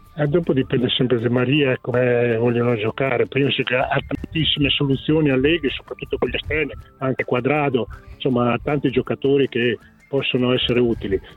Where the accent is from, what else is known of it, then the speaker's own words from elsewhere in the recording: San Marino; io sono di San Marino